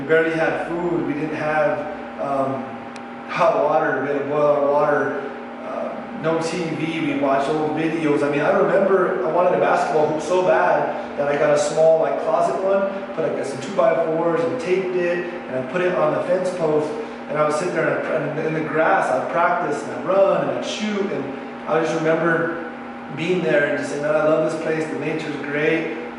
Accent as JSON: {"language": "English", "town": "Pecos", "region": "New Mexico", "country": "United States", "tie": "born or raised there", "also_born_or_lived": "Santa Fe, New Mexico", "said": "I was born in Santa Fe, and my mom would work two jobs, so it got kind of hard on her to raise me full time and to work as much as she was. So she sent me to my grandparents in Pecos to go to school, to live with them."}